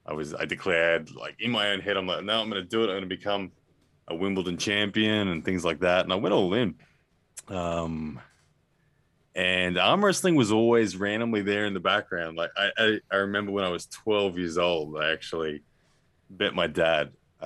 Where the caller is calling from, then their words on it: Brisbane, Queensland, Australia; Man, I'm in Brisbane, Australia.